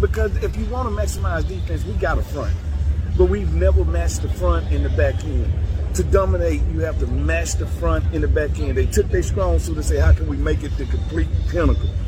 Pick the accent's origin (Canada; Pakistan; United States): United States; the South; I'm from the South